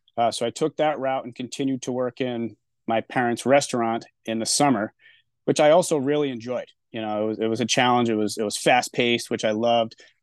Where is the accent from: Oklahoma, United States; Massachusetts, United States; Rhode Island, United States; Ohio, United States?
Rhode Island, United States; Newport; being out of my hometown